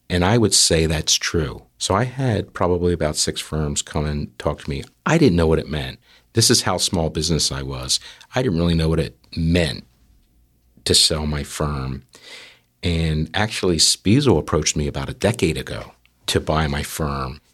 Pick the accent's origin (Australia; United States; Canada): United States; New Jersey; we're from South Jersey